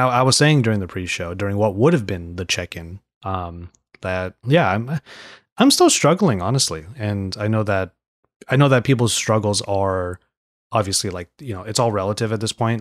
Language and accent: English; San Gabriel Valley, California, United States; I'm from the San Gabriel Valley.